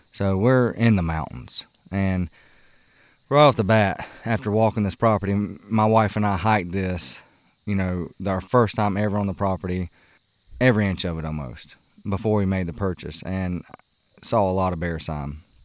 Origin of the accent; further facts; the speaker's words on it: South Carolina, United States; moved away; when we were growing up in South Carolina